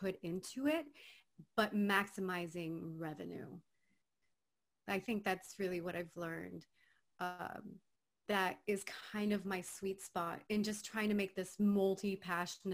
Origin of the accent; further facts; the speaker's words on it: Miami, Florida, United States; moved away as an adult; now in Los Angeles, United States; I'm originally from Miami, Florida, born and raised Cuban